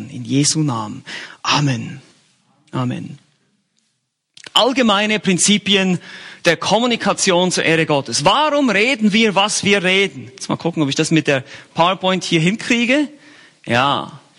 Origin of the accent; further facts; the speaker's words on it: Bern, Switzerland; ich bin eigentlich ein Berner und Bernern wird nachgesagt in der Schweiz, dass sie ganz langsam sprechen